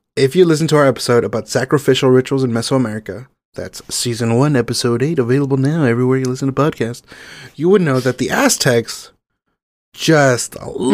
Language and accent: English; Mexico; first language Spanish; English is a second language; my native language, and beautiful, lovely Mexico